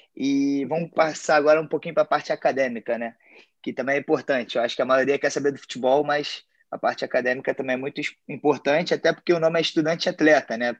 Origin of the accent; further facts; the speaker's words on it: Brazil; now in United States; nós, como brasileiros